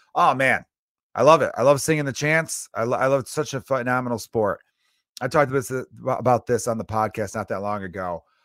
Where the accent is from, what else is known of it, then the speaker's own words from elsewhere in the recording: Chicago, Illinois, United States; moved away; I grew up in America. I grew up in Chicago